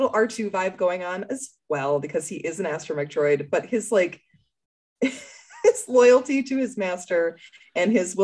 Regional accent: Minnesota, United States; As a Minnesotan

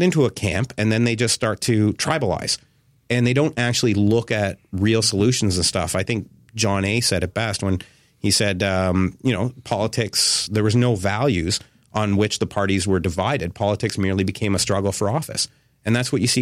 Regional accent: Carleton, Ontario, Canada; I grew up in Carleton and lots of friends and family, and they have businesses and stuff.

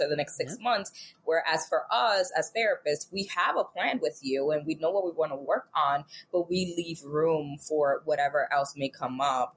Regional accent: New York City, New York, United States; I'm from New York. New York City baby

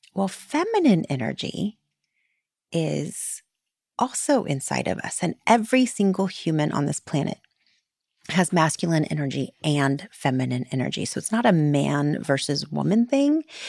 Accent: Florida, United States; I grew up in Florida

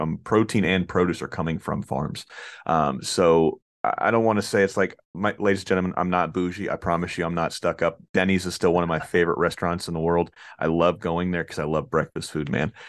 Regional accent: Florida, United States; I'm from Florida, I'm from the South

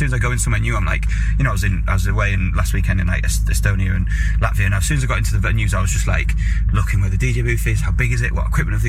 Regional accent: Carlisle, North West England, United Kingdom; moved away as an adult; also born or lived in London; my town where I grew up in Carlisle.

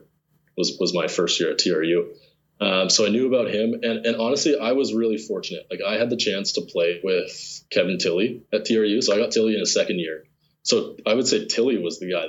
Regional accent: Lethbridge, Alberta, Canada; I grew up in Lethbridge

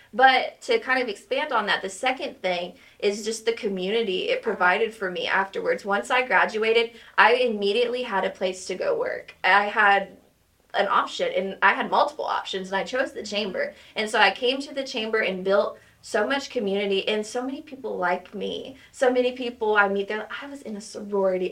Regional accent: Henrietta, Oklahoma, United States; now in Tahlequah, United States; I am actually from Henrietta, Oklahoma

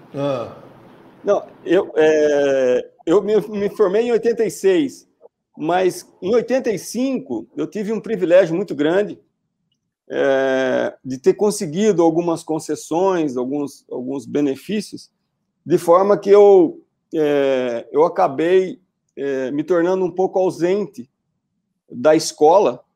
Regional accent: Lençóis Paulista, São Paulo, Brazil; moved away as an adult; also born or lived in Seropédica, Rio de Janeiro; now in Tatuí, Brazil; eu sou de Lençóis Paulista e, do interior de São Paulo. Eu brinco, né, que eu sou um jacu, literalmente, né? Eu nasci numa cidade pequena

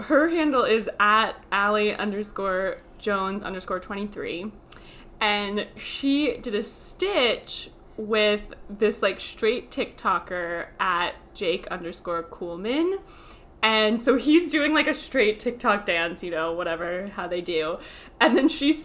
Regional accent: Florida, United States; moved away as an adult; also born or lived in New York; I'm from Florida originally

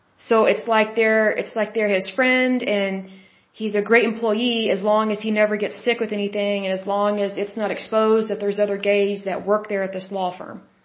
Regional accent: Oklahoma, United States; I'm from Oklahoma

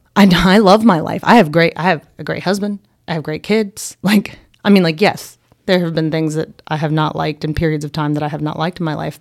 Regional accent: Boone, North Carolina, United States; I grew up here in Boone

